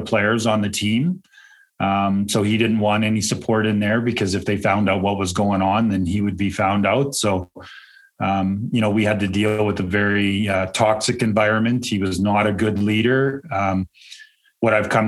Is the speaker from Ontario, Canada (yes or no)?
no; Calgary, Alberta, Canada; 52 years old. I grew up in Calgary, Alberta, Canada.